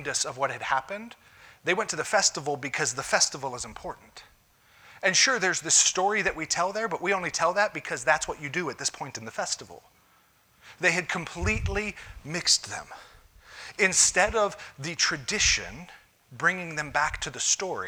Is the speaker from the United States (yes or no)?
yes; United States; We as American Christians